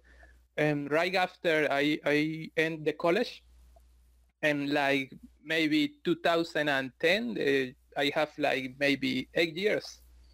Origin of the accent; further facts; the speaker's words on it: Venezuela; now in Cartagena, Colombia; Well, I'm a physicist, and I'm working right now in the city of Cartagena in Colombia. I'm originally from Venezuela, but I'm working right now here.